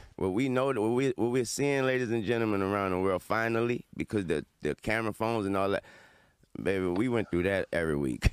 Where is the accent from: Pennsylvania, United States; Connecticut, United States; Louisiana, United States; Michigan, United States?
Louisiana, United States; New Orleans; I'm from New Orleans